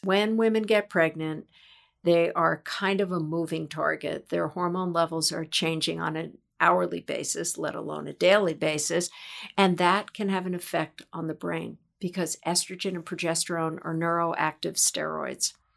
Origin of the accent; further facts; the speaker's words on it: New York, United States; I am a native New Yorker